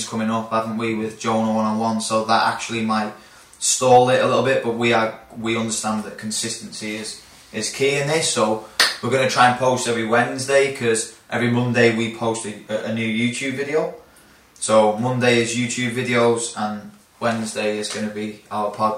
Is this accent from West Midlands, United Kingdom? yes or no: no; Flint, Wales, United Kingdom; now in Australia; I'm from Flint